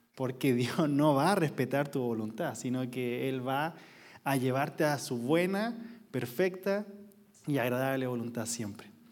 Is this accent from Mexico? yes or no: no; Quilpué, Valparaíso, Chile; yo vengo de una ciudad que no es conocida. Quilpué. Siempre decimos que somos de Viña del Mar